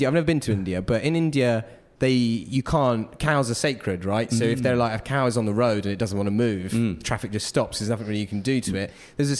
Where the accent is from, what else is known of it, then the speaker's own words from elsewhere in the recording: Stevenage, East of England, United Kingdom; It's kind of about where I grew up in Stevenage a bit